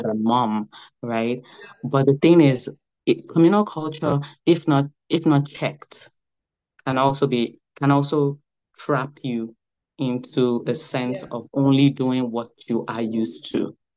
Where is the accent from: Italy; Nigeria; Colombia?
Nigeria; Lagos; now in United States; I was born in Lagos in the 80s.